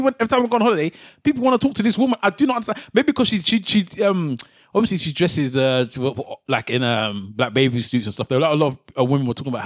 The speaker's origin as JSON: {"language": "English", "region": "London", "country": "United Kingdom", "said": "I was from London."}